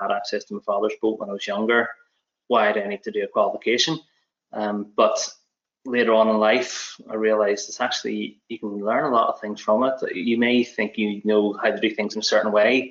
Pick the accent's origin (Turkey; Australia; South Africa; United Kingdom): United Kingdom; Belfast, Northern Ireland; moved away as an adult; now in Scotland, United Kingdom; I'm from Belfast originally, as you can probably tell, but I've been living over here in Scotland since 2012